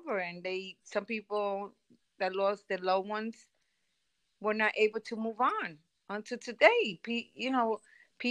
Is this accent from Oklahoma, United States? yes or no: no; New York City, New York, United States; as a New Yorker, I'm very proud of being a New Yorker